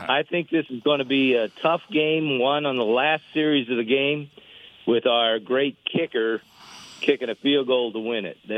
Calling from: Austin, Texas, United States; I'm actually calling from Austin because my sister lives in Austin.

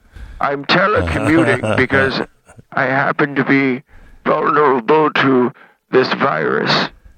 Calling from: Sun City, Florida, United States; I'm calling from Sun City, Florida.

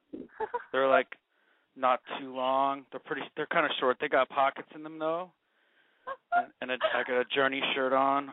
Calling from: Hollywood, California, United States; I'm 31, and I'm calling from Hollywood.

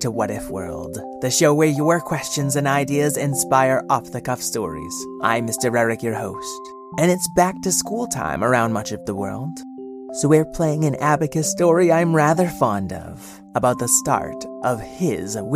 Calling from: Sydney, New South Wales, Australia; Hi, What If World. … from Sydney, Australia

